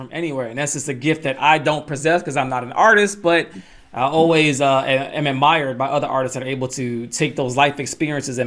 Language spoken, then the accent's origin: English; Atlanta, Georgia, United States; Shout out to Atlanta. Mm-hmm. You know what I mean? That's my hometown.